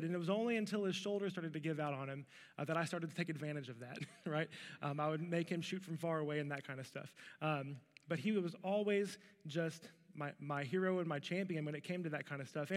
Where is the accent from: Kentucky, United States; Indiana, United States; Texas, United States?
Kentucky, United States; Louisville; I was born in Louisville, Kentucky, to a young mom and a young dad